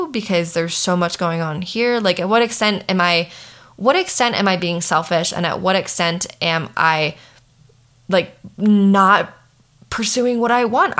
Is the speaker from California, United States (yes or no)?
no; Maryland, United States; moved away as an adult; now in Colorado, United States; I'm from Maryland. I live in Colorado. I've been in Colorado for the past 7 years